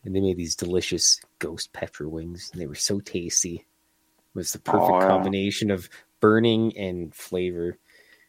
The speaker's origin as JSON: {"language": "English", "country": "Canada"}